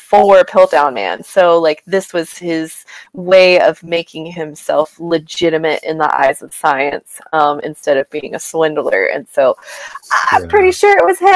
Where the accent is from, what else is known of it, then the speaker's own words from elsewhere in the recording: Kansas, United States; now in Montana, United States; Living here in Montana, I'm from Kansas